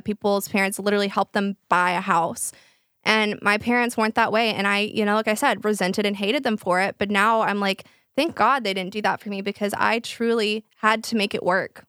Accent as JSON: {"language": "English", "town": "Flower Mound", "region": "Texas", "country": "United States", "tie": "born or raised there", "said": "all of my friends, we grew up in Flower Mond, which is a very, like, rich area"}